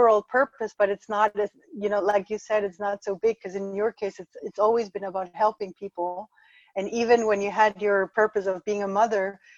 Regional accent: Ecuador; moved away; I was born in Ecuador and had this whole Latin American thing

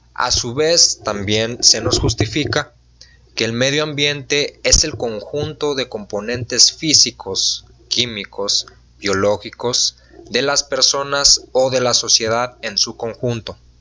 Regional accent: Mexico; nosotros como ciudadanos mexicanos

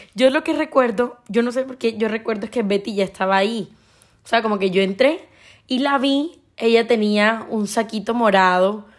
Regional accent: Colombian Caribbean coast, Colombia; soy colombiana, costeña

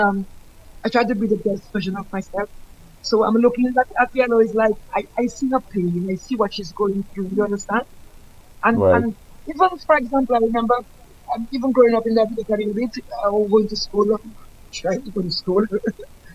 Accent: Georgia, United States; I was born in Georgia and I'm still living in Georgia.

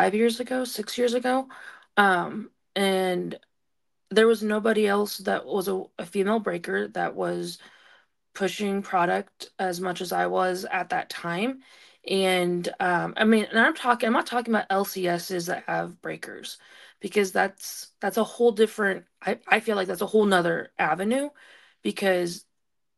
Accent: Portland, Oregon, United States; moved away as an adult; now in Montana, United States; I was basically born and raised in Portland, Oregon.

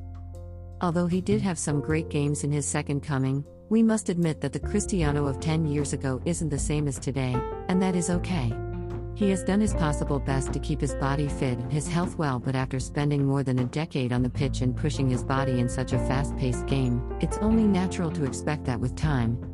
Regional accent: Ghana; my home country

